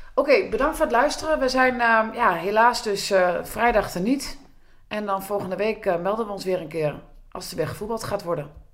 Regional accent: Groenlo, Gelderland, Netherlands; ik uit Groenlo kom.

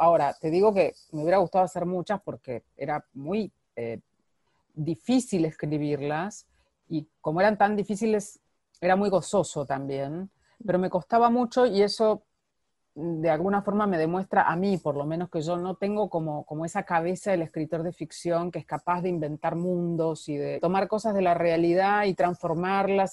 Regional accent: Argentina; moved away; yo soy argentina

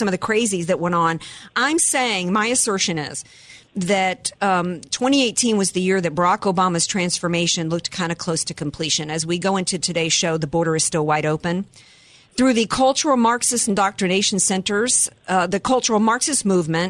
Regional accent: Deep South, United States; I grew up in the Deep South

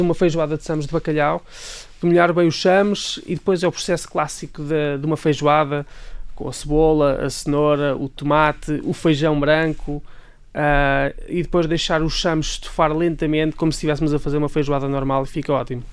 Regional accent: Leiria, Centro, Portugal; de Leiria, portanto, a minha cidade natal é Leiria

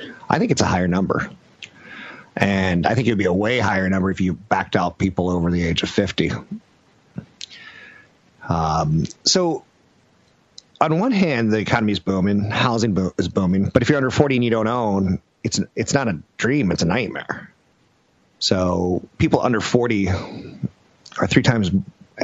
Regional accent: United States; I'm American.

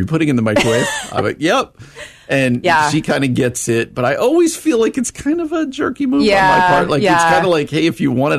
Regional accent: New Jersey, United States; moved away; I grew up in New Jersey

